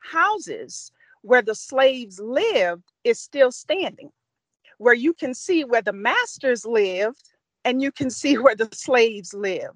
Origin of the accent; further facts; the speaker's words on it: Louisiana, United States; I come from the South. I come from Louisiana.